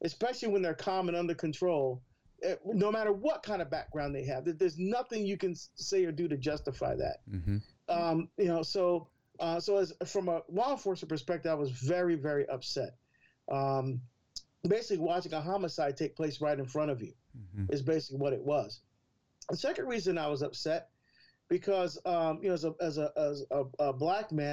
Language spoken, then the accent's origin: English; Newark, New Jersey, United States; I'm from Newark, New Jersey